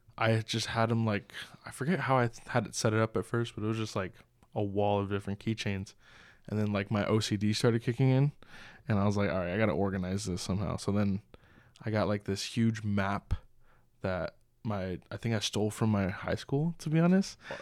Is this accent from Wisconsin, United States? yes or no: no; Southern California, United States; moved away; I was from Southern California